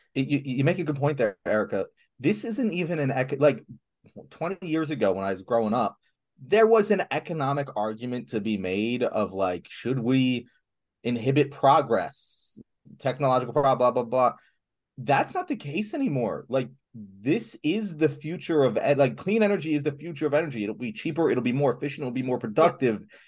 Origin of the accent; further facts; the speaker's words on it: Philadelphia, Pennsylvania, United States; as a Philadelphian